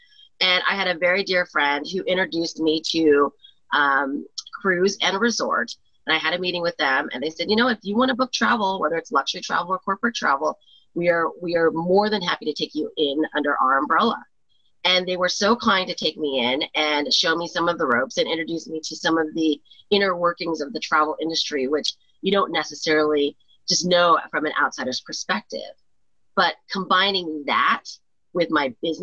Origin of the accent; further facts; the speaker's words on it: Pasadena, California, United States; also born or lived in Pennsylvania; I'm originally from California. I grew up here